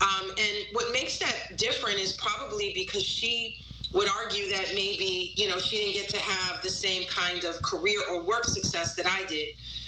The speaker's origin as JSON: {"language": "English", "region": "New York", "country": "United States", "said": "but, you know, as a New Yorker, I love New York, and I never saw myself leaving New York."}